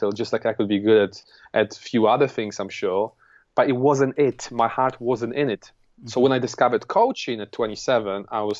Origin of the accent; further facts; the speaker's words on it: Poland; English is a second language; moved away as an adult; now in London, United Kingdom; I'm an immigrant from Poland. I came here 11 years ago at the age of 22